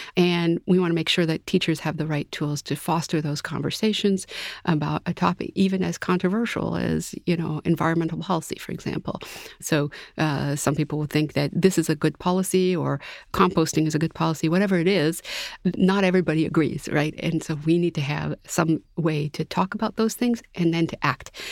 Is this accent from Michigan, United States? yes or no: no; Massachusetts, United States; I'm from Massachusetts